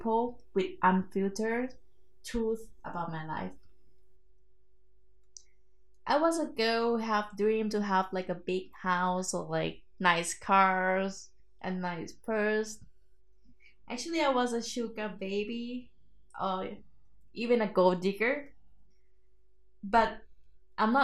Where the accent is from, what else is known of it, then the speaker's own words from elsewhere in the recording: Thailand; also born or lived in Bangkok; I'm from Thailand, everyone. That's my secret actually. And actually I came from countryside of Thailand